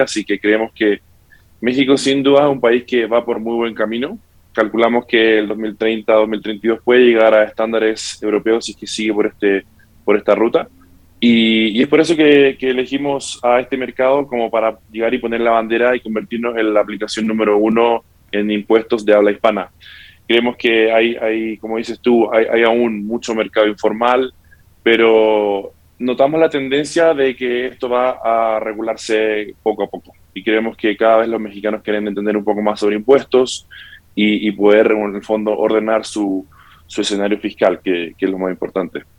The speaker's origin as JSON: {"language": "Spanish", "town": "Santiago", "region": "Santiago Metropolitan Region", "country": "Chile", "tie": "born or raised there", "also_born_or_lived": "California, United States", "moved": "yes", "lives_now": "Spain", "said": "Yo nací en Estados Unidos. Luego me crié en Santiago de Chile y actualmente vivo hace tres años en España"}